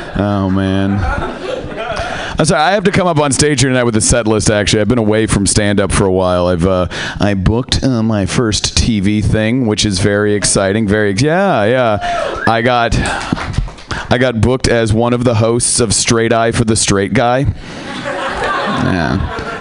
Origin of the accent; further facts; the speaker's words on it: Seattle, Washington, United States; I am from Seattle